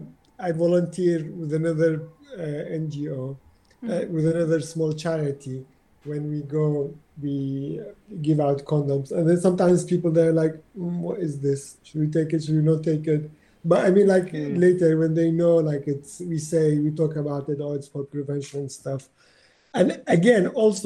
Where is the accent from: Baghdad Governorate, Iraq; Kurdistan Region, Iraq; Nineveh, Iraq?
Kurdistan Region, Iraq; Iraqi Kurdistan; English is a second language; now in London, United Kingdom; growing up in Iraq